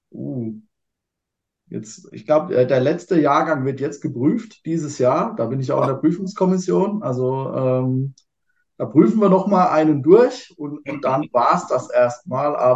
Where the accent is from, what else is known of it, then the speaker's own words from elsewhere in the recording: Kurpfalz, Germany; Äh, ich bin ja Kurpfälzer, von denen mir fällt es einfach, ja.